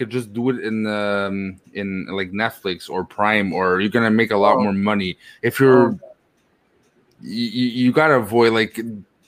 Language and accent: English; Italy; moved away; my home country in Italy